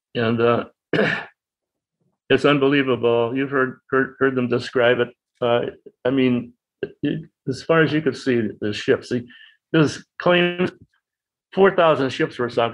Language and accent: English; Boston, Massachusetts, United States; also born or lived in Winthrop, Massachusetts; I was born in Boston on June 16, 1925. Lived in Winthrop, which is a suburb of Boston, near the ocean